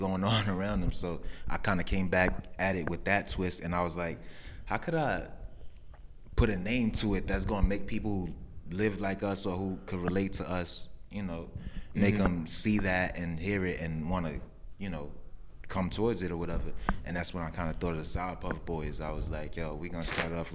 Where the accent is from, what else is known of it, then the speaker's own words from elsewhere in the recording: New York City, New York, United States; I'm from Lower East Side, Manhattan